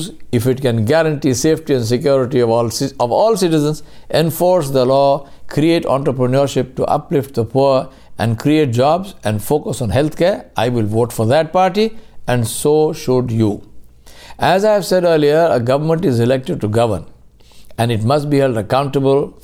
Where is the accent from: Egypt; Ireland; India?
India; Being Indian meant that I was equal to every other Indian